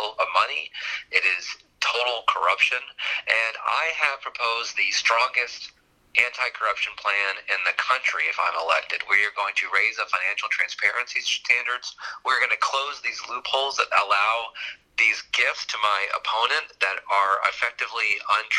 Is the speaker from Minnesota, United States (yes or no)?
no; Houston, Texas, United States; I grew up in Houston, born and raised in Houston